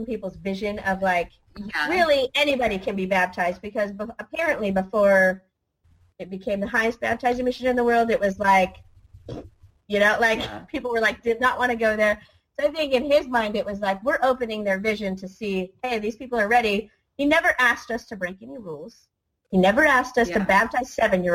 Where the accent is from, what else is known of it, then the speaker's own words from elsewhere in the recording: United States; I'm American